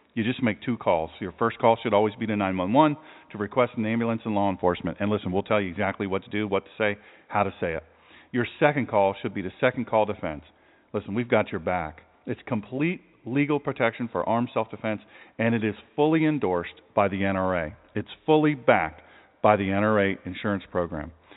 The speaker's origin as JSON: {"language": "English", "country": "United States", "said": "I'm from Sussex County"}